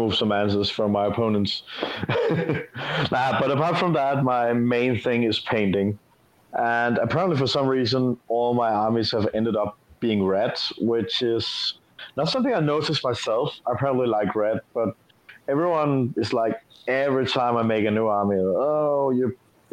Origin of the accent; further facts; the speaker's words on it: Denmark; I'm from Denmark.